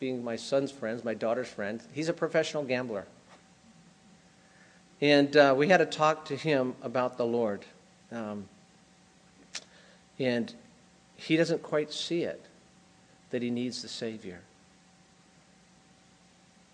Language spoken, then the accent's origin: English; United States; moved away as an adult; also born or lived in Brazil; I grew up in America